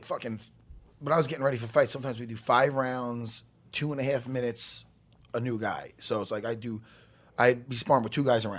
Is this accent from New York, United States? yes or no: yes; Long Island, New York, United States; I grew up on Long Island.